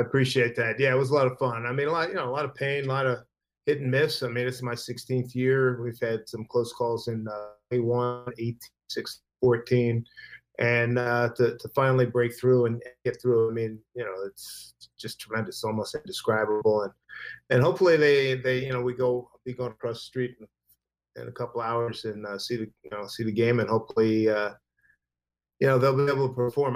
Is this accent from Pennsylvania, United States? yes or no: yes; Philadelphia, Pennsylvania, United States; growing up in Philly. I mean, I grew up about a 10 minute walk from Connie Mack Stadium.